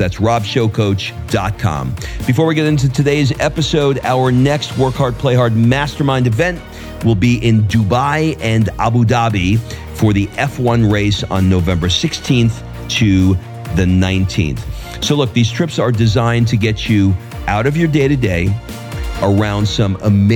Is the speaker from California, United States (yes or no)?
no; New York City, New York, United States; moved away as an adult; also born or lived in Atlanta, Georgia; now in Florence, Italy; I grew up in Queens